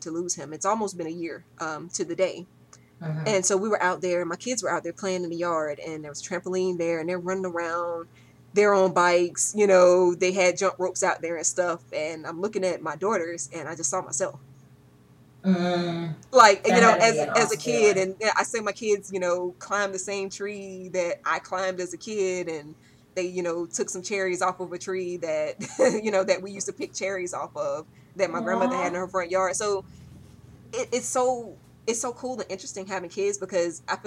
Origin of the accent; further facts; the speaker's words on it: Roanoke Rapids, North Carolina, United States; My hometown is Roanoke Rapids, North Carolina.